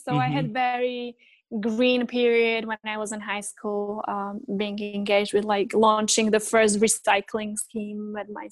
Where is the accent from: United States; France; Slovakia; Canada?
Slovakia; I was born in, or I grew up in that post-communist Central Europe when, so I was born in Czechoslovakia